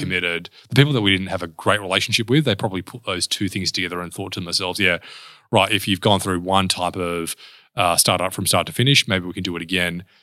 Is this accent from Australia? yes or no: yes; Perth, Western Australia, Australia; also born or lived in Mount Pleasant, Perth; I grew up in a suburb called Spearwood